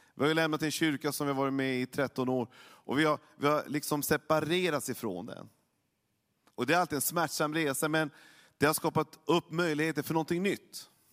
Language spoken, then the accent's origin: Swedish; Norrland, by the Lule River, Norrbotten County, Sweden; Jag kommer uppifrån Norrland, så att jag har ju varit vid Sveriges näst största älv hela livet och skridskor hela livet, eller sen när jag var, när jag var liten i alla fall. Luleälv